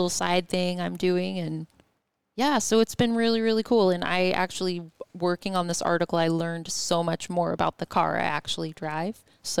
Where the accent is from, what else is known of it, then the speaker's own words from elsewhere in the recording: Ellensburg, Washington, United States; also born or lived in Tacoma, Washington; So I grew up in Ellensburg and then moved over here for a time with my first phase of adult life. Lived in Tacoma.